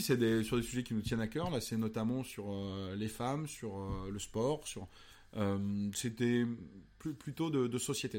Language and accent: French; Pouzauges, Pays de la Loire, France; also born or lived in Cholet; c'est parce que j'ai grandi là-bas que je suis peut-être aujourd'hui euh, assez créatif